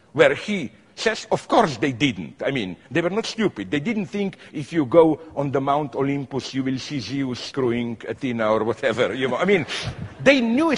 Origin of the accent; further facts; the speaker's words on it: Slovenia; I am from Slovenia, which is a small city republic